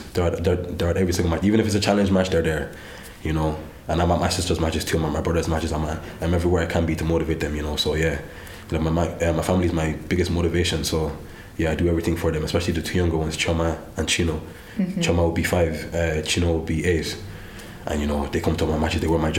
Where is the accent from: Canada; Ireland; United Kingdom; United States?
Ireland; Ennis, Munster; Yeah, I'm a Clare man, yeah. But I grew up in Ennis, so yeah, I'm a Clare man true and true, so yeah.